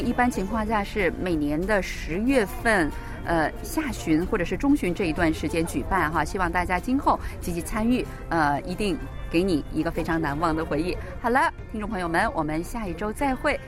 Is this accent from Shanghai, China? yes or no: no; Chongqing, China; now in South Korea; 我来自中国重庆